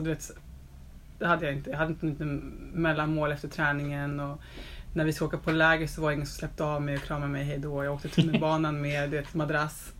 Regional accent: Stockholm, Stockholm County, Sweden; also born or lived in Östberga, Stockholm; Jag är uppvuxen i Telefonplan

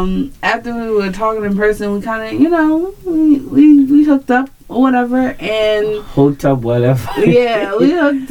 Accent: Baltimore, Maryland, United States; I'm from Baltimore, but I'm not from Baltimore, you know?

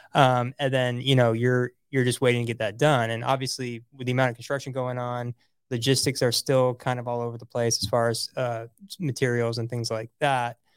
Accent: Orlando, Florida, United States; also born or lived in Celebration, Florida; growing up in Orlando

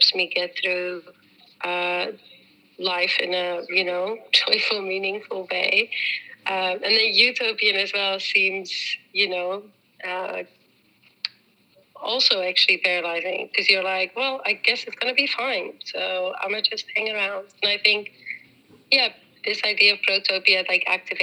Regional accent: Netherlands; also born or lived in New Zealand; now in Amsterdam, Netherlands; I was born in New Zealand but grew up in the Netherlands, so I am Dutch.

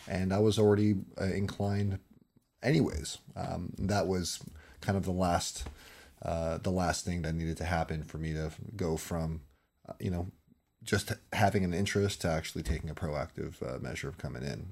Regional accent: California, United States; I'm from, born and raised in California.

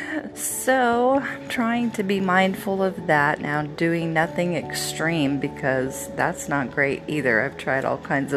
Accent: Oregon, United States; we're from Oregon and we always had a fresh tree

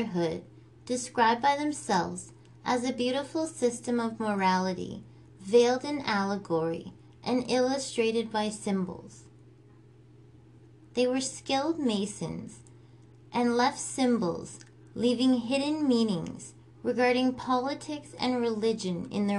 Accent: Canada; I'm Canadian Girl.

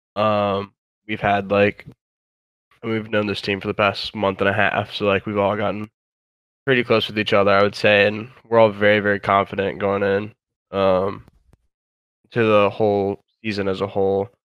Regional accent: Virginia, United States; I'm from Virginia

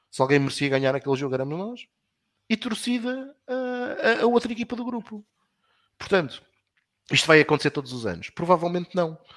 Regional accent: Portugal; nós sentimos-nos confortáveis enquanto portugueses, enquanto europeus

